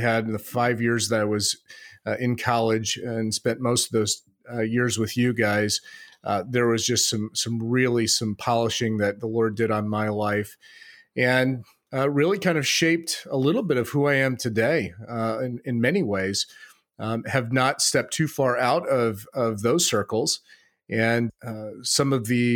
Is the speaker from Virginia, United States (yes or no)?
no; Phoenix, Arizona, United States; moved away as an adult; also born or lived in Midwest; I grew up in the Phoenix, Arizona, desert